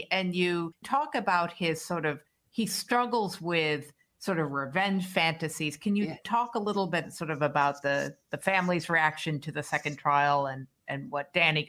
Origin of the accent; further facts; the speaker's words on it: Boston, Massachusetts, United States; as a Bostonian